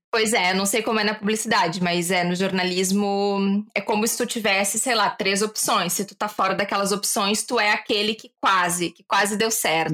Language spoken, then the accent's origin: Portuguese; Porto Alegre, Rio Grande do Sul, Brazil; moved away as an adult; also born or lived in Portugal; eu sou de Porto Alegre, mas eu não queria ficar lá